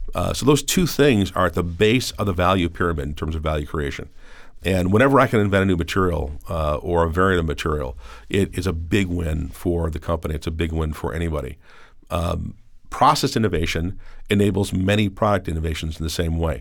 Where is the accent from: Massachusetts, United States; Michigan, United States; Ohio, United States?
Ohio, United States; Cleveland; a kid growing up in Cleveland